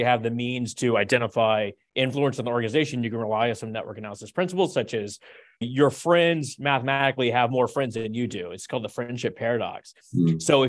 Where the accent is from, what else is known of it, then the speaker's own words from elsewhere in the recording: the South, United States; I'm from the South.